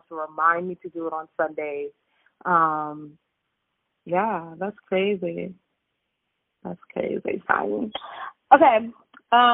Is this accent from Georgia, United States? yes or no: no; New York City, New York, United States; born and raised in New York